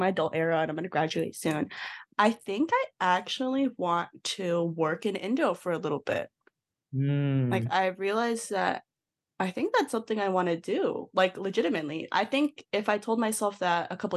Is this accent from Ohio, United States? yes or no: yes; Ohio, United States; my ethnicity is Indonesian, but I'm from, like, Ohio. I was born in Ohio